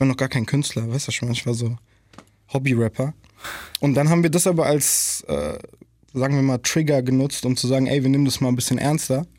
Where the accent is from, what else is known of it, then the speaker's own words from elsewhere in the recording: Germany; in der Nordi aufgewachsen zu sein